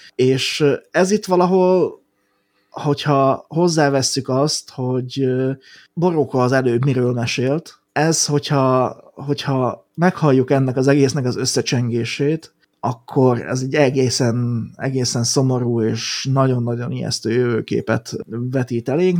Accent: Slovakia; mi ugye szlovákiai magyarként

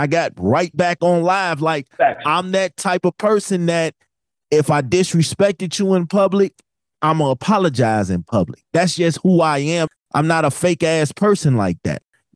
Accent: Chicago, Illinois, United States; I'm from Chicago

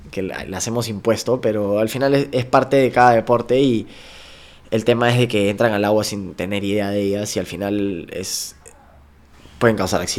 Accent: Punta Hermosa, Lima, Peru; Nací en Punta Hermosa

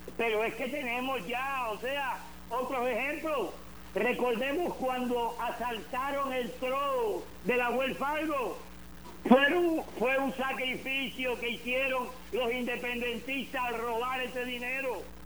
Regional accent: Puerto Rico; also born or lived in Cuba; now in Arizona, United States; yo no tenía tres años cuando había llegado a Puerto Rico, aunque nací en Cuba

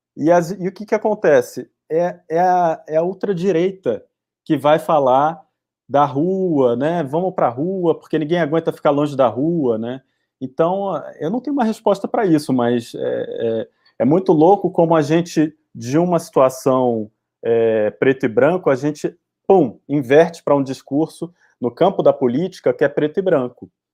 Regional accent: Brasília, Federal District, Brazil; moved away as an adult; also born or lived in Salvador; enquanto ex-morador, eu cresci em Brasília, é, me formei em Brasília

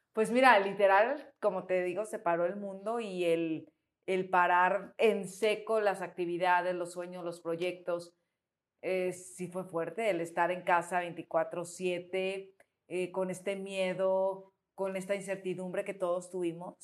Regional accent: Colima, Mexico; now in Guadalajara, Mexico; yo vivía en Colima, nací aquí en Guadalajara, pero mi papá trabajaba en Colima y se fueron mis papás recién casados allá, ¿no? Y pues mi infancia fue en Colima.

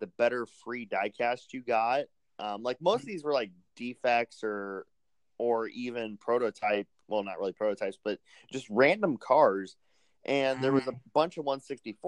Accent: Highwood, Illinois, United States; now in Indianapolis, United States; I'm from Illinois

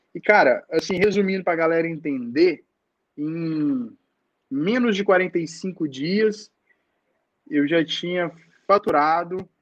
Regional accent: Nova Serrana, Minas Gerais, Brazil; saí lá de Novo Serrano, vim para BH

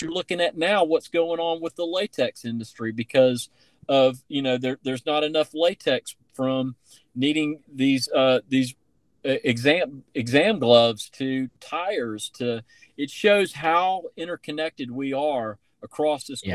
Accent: Tybee Island, Georgia, United States; also born or lived in Savannah, Georgia; I'm from Tybee Island, Georgia, man, and uh, and you know, I uh, I don't forget it and I went to Myers Middle School, Johnson High School

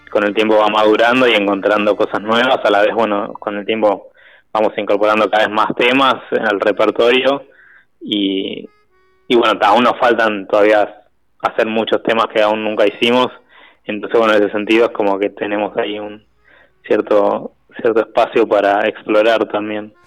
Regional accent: Buenos Aires, Argentina; somos de Buenos Aires

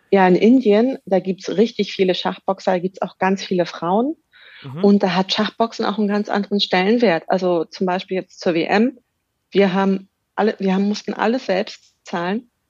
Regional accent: Berlin, Germany; Ja, ja, ich bin gebürtige Berlinerin.

